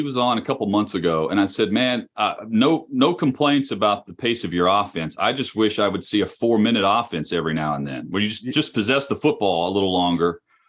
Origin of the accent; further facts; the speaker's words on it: Las Vegas, Nevada, United States; I feel the same way about growing up in Las Vegas.